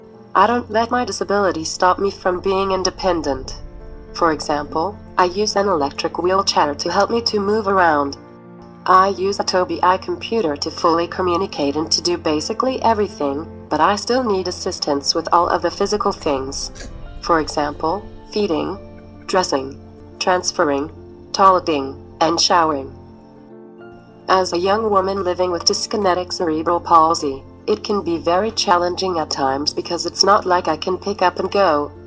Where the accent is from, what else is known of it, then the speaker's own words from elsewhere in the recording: South Hackensack, New Jersey, United States; also born or lived in Elizabeth, New Jersey; I'm from South Hackensack, New Jersey.